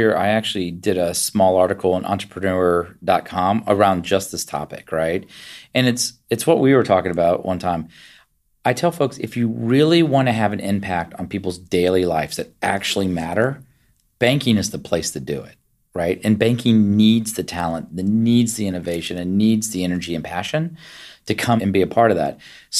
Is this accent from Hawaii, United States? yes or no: no; Virginia, United States; So even though I grew up in Virginia, I was the first one of my family born outside of West Virginia in Virginia and spent all my time as a child back up visiting family.